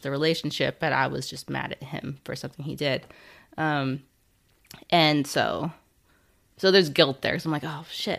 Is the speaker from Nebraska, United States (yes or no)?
yes; Nebraska, United States; moved away as an adult; also born or lived in California; I was born in, um, in California, actually, but then from, like, three to eighteen, I grew up in Nebraska.